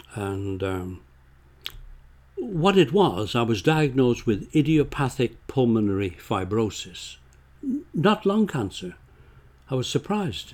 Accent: Bolton, North West England, United Kingdom; moved away as an adult; also born or lived in Scotland; now in Canada; when I grew up in Bolton, Lancashire

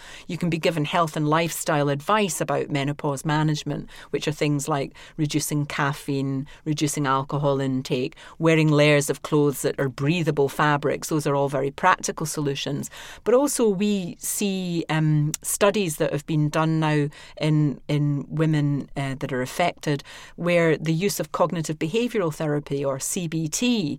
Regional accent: Scotland, United Kingdom; accent: Scottish

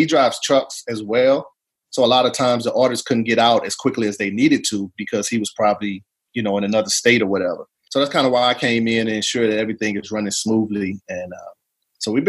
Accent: East St. Louis, Illinois, United States; moved away as an adult; I was born and raised in East St. Louis. Did my 18 years there and joined the military.

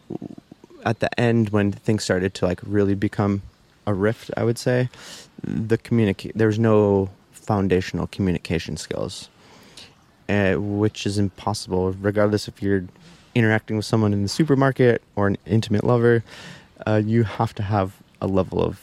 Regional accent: Midwest, United States; moved away; growing up in the Midwest

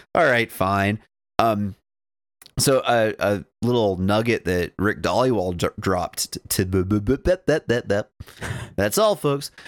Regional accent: Dawson Creek, British Columbia, Canada; I'm from Dawson

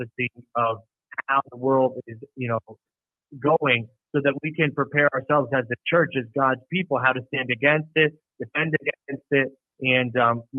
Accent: the Catskills, upstate New York, United States; also born or lived in Manhattan, New York; I'm from New York. I'm from the Catskills in upstate New York.

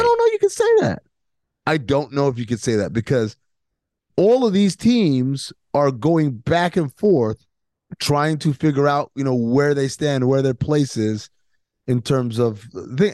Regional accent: New York, United States; I grew up in New York

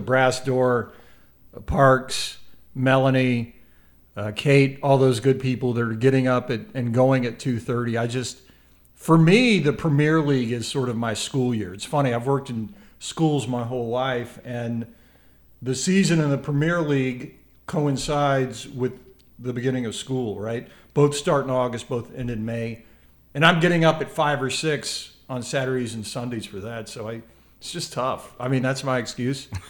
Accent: Memphis, Tennessee, United States; I'm from Memphis

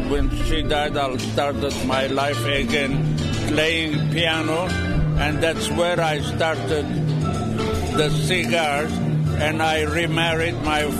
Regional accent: Lebanon; moved away; being born in Lebanon, my parents were Armenian.

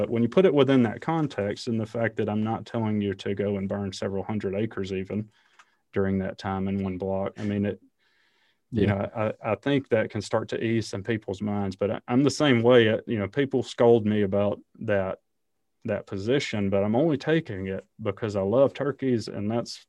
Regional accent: Alabama, United States; I grew up in Alabama, and as you might imagine, the idea that we would burn on a college football Saturday is not real high

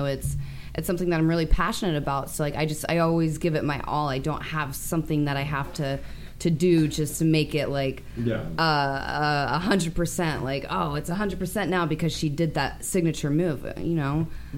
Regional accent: Ohio, United States; moved away; Excuse me, I'm from Ohio.

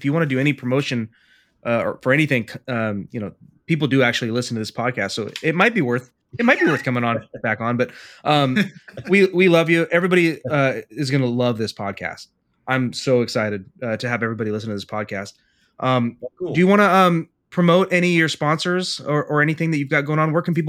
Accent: Lithuania

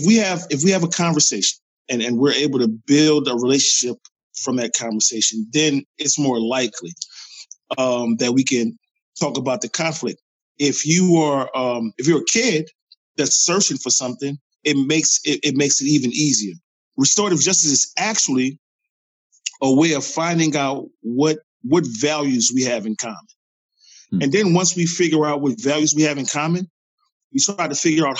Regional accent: New Orleans, Louisiana, United States; now in Bay Area, United States; I'm from New Orleans. I moved here to the Bay Area after Hurricane Katrina.

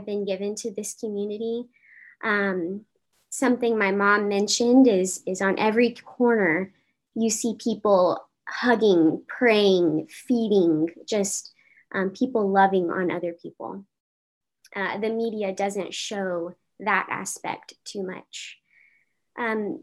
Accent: Uvalde, Texas, United States; moved away; I was born and raised in Uvalde, Texas

